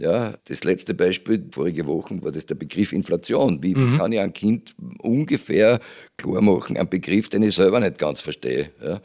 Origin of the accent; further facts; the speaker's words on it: Judenburg, Styria, Austria; bei Jodenburg, wo ich aufgewachsen bin, in der Steiermark